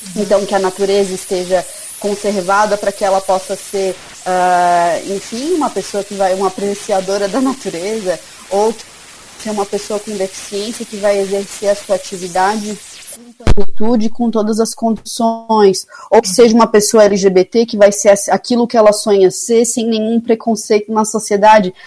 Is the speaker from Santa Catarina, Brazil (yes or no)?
yes; Florianópolis, Santa Catarina, Brazil; eu sou de Florianópolis